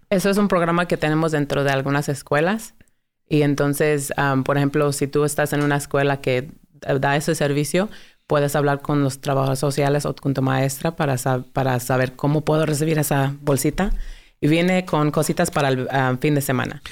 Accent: Dalton, Georgia, United States; yo crecí en Dalton, Georgia, pero mi, papá es mexicano de Chihuahua y mi mamá es americana

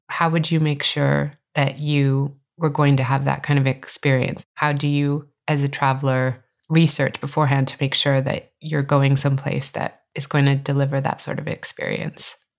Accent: California, United States; from my home state of California

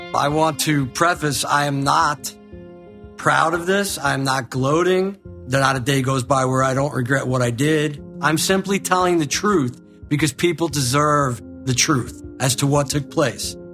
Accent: Long Island, New York, United States; moved away; also born or lived in Florida; we grew up in Long Island, New York, and my dad came to us and said, We're out of money. We gotta go. We gotta move to Florida

